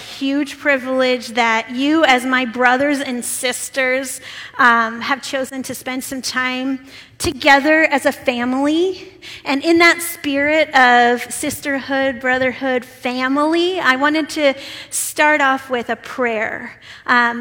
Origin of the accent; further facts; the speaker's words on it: Omaha, Nebraska, United States; moved away as an adult; also born or lived in Cochabamba, Bolivia; I'm a Nebraskan, born and raised in Omaha, Nebraska.